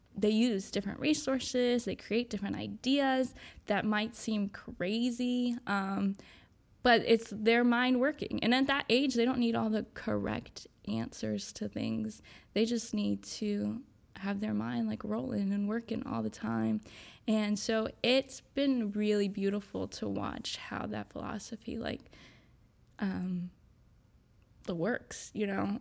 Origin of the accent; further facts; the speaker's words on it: Winston-Salem, North Carolina, United States; also born or lived in New York / Wilmington, North Carolina; I'm originally from New York, um, but I moved here when I was pretty young, um, and I've moved, I live in Winston, um, pretty much my whole childhood